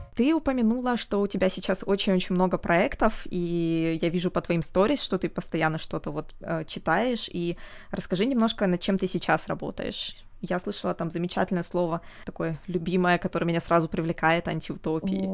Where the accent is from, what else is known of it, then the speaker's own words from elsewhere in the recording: Omsk, Omsk Oblast, Russia; я из Омска